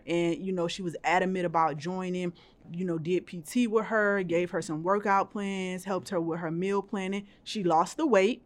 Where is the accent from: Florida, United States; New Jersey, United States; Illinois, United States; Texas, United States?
Florida, United States; Miami; moved away; I am from Miami, Florida. I love that place. I love going back home to visit my family